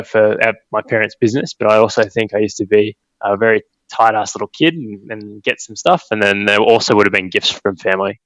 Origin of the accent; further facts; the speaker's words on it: Goulburn, New South Wales, Australia; We grew up in Goulburn, which is a small country town.